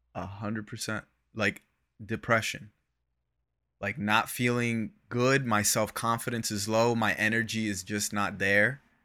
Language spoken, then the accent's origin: English; Florida, United States; I grew up in Florida